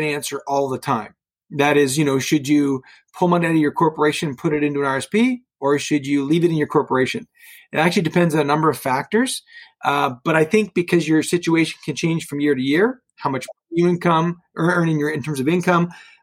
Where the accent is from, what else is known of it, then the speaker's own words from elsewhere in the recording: Oakville, Ontario, Canada; now in Burlington, Canada; I grew up in Oakville, never really moved too far from home, live in Burlington now